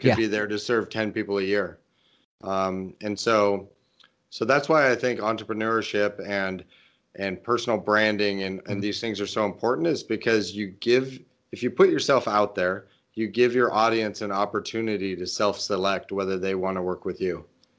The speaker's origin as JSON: {"language": "English", "town": "Portland", "region": "Oregon", "country": "United States", "tie": "born or raised there", "said": "I think it's going to be in my hometown area of Portland, mm-hmm. Oregon."}